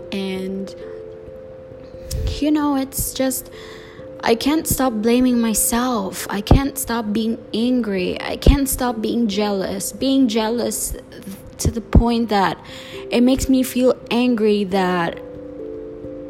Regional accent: Cebu, Central Visayas, Philippines; English is a second language; I'm born and raised in the Philippines

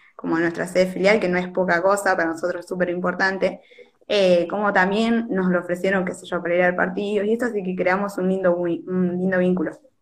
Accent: Monte Hermoso, Buenos Aires Province, Argentina; also born or lived in La Plata; yo tengo 22 años, soy de Monte Hermoso

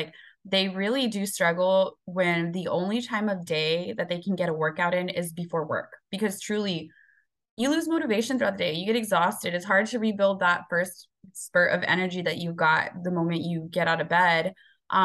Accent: Rio Grande Valley, Texas, United States; we're all from the Rio Grande Valley. The eating habits were not the healthiest when we were growing up

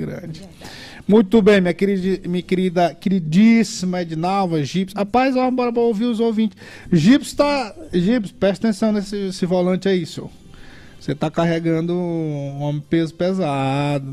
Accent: São José de Ribamar, Maranhão, Brazil; Eu sou aqui da região do, do, do Miritiwa

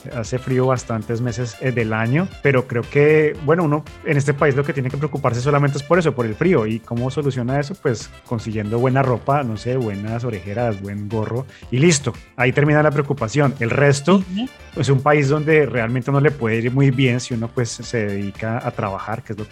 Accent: Bogotá, Colombia; moved away as an adult; now in Canada; Yo vengo de Bogotá, donde no hace este clima tan caliente en ese mes.

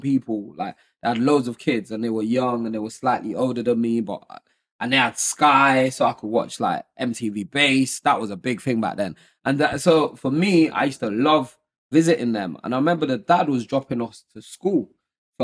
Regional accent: Nigeria; also born or lived in Lagos, Nigeria / Modakeke, Osun, Nigeria; now in United Kingdom; growing up, I grew up in Nigeria. I was born there. I was born in Lagos

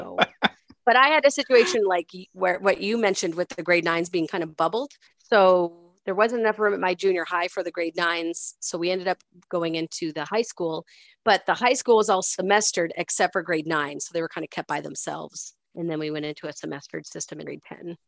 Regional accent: Nova Scotia, Canada; I grew up in Nova Scotia where, for whatever reason, we called it grade primary

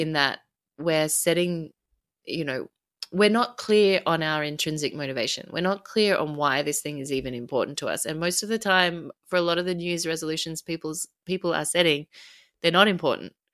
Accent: Australia; I'm Australian

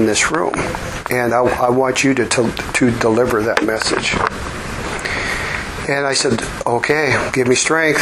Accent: Vancouver, British Columbia, Canada; I was born up in Vancouver, British Columbia, Canada.

